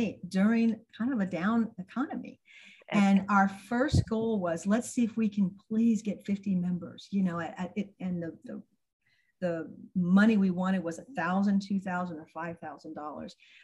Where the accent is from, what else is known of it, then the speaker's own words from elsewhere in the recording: Tampa, Florida, United States; I grew up in Tampa